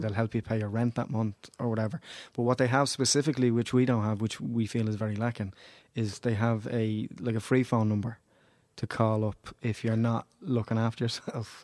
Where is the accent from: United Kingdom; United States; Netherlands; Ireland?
Ireland; Dublin, Leinster; I grew up in Ballymun